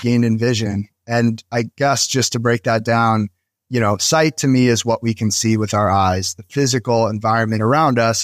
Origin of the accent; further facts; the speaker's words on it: New Jersey, United States; moved away as an adult; also born or lived in Philadelphia; I moved to Philadelphia from where I grew up in New Jersey.